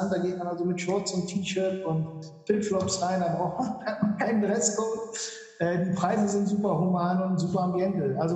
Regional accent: Mülheim an der Ruhr, North Rhine-Westphalia, Germany; now in Malta; Also ich komme aus Mülheim an der Ruhr, bin mittlerweile schon äh, 31 Jahre hier auf Malta, weil ich ja hier eingeheiratet äh, habe sozusagen

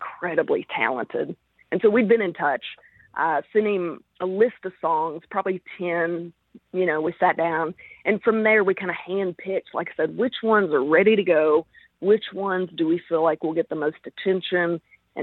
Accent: Arkansas, United States; I'm from Arkansas.

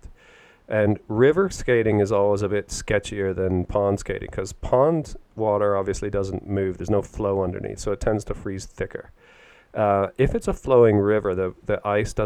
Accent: Canada; now in United Kingdom; where I grew up in Canada, it gets freezing cold

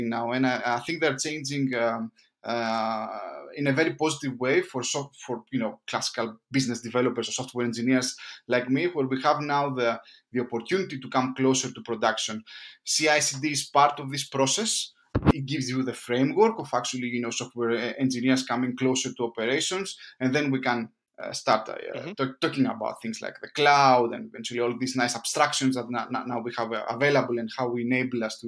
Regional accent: Greece; moved away as an adult; now in London, United Kingdom; I'm from Greece. I've been working here in London for the past 4 years, almost five.

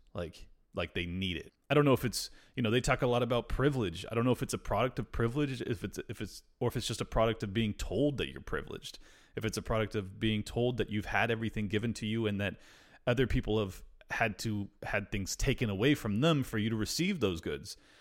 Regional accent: United States; I'm extremely American, and I'm super white

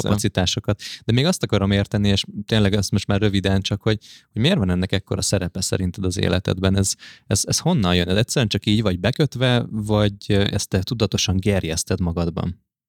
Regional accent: Budapest, Hungary; nagyon közel ott, ahol én egyébként is felnőttem, Óbudán találtunk egy fantasztikus kertesházat

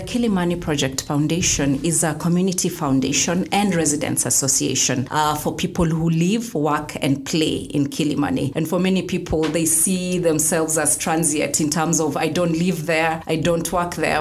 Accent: Kenya; And I'm a Kenyan. And I love being a Kenyan

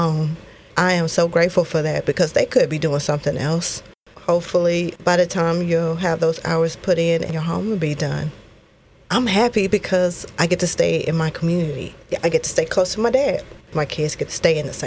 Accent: College Station, Texas, United States; I grew up in College Station

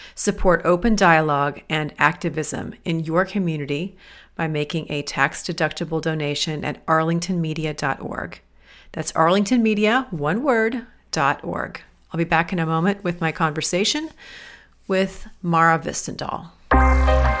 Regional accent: Midwest, United States; born or raised there

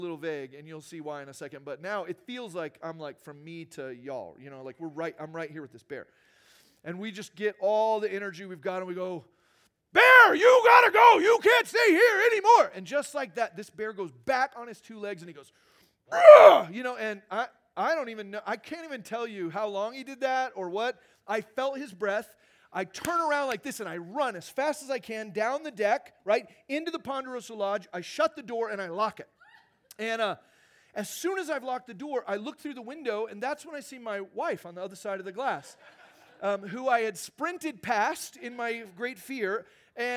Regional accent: Arizona, United States; moved away; I grew up in Arizona

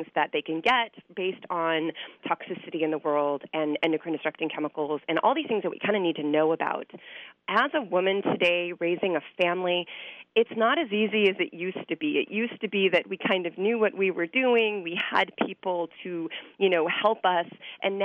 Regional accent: Los Angeles, California, United States; I grew up in Los Angeles

